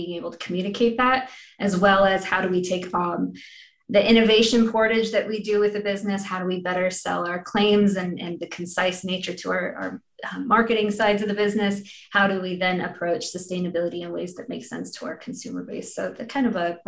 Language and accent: English; Iowa, United States; also born or lived in Texas / Washington State; I'm a Midwesterner, born and raised in Iowa